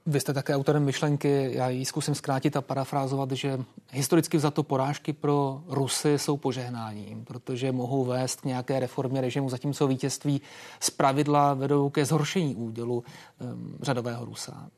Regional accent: Czechia

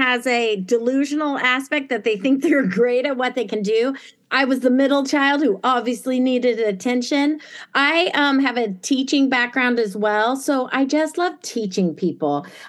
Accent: Germany; also born or lived in Italy; So like when I was, not to sound like a jerk, but I grew up in Germany as a kid. My dad was NATO, and I lived in Italy later in a palazzo with a little family.

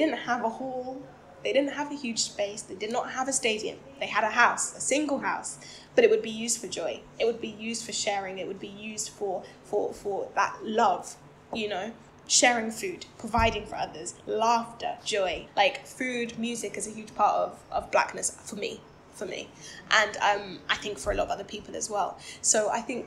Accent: United Kingdom; I'm Black, I'm British. I do identify as Black British

